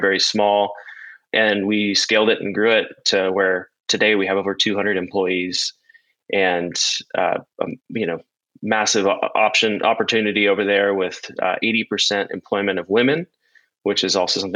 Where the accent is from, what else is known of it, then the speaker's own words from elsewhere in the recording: Santa Barbara, California, United States; moved away as an adult; also born or lived in Ethiopia; I grew up in Santa Barbara, California